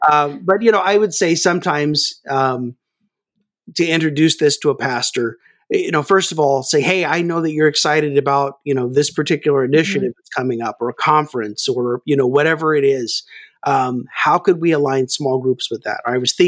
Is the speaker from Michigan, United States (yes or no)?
no; Kansas, United States; Well, actually, I grew up in Kansas, so I really have no accent.